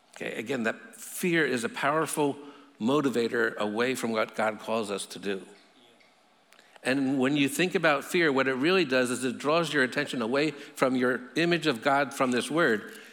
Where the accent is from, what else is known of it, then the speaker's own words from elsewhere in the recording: United States; I'm an American